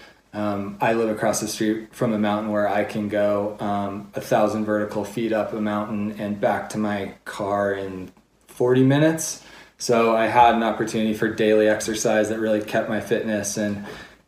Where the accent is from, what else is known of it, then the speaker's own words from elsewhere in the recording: Crested Butte, Colorado, United States; now in Park City, United States; I was born in 1980 in Crested Butte. My parents were hippies who had visited there and fallen in love and decided to start a family there